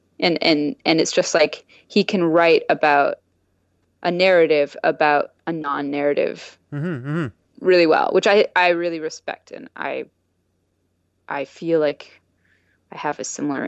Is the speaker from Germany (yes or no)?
no; the country north of Orangeville, Dufferin, Ontario, Canada; I grew up in the country north of Orangeville.